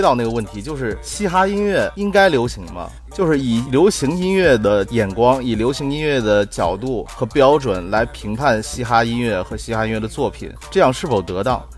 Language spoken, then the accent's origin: Chinese; China; 我们中国人